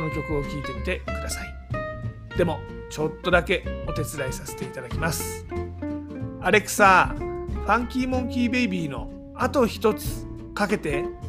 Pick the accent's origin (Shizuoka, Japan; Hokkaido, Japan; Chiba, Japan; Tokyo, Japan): Tokyo, Japan; Tama area; 東京多摩地区出身の